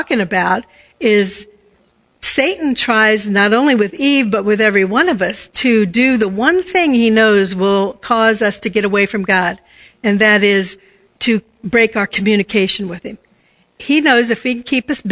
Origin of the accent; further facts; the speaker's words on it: Washington, District of Columbia, United States; I was brought up around Washington, D.C.